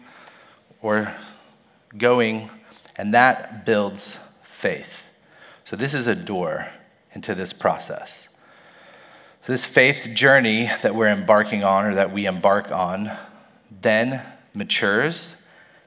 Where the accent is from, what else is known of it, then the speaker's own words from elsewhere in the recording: Mobile, Alabama, United States; I was born in Mobile, Alabama, and I went to Charles Simpson's church for as long as I can remember